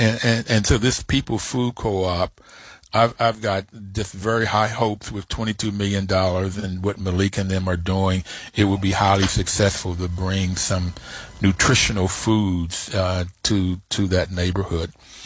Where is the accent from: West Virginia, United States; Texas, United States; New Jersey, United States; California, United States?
West Virginia, United States; Bluefield; moved away; also born or lived in Detroit, Michigan; I grew up in Bluefield, West Virginia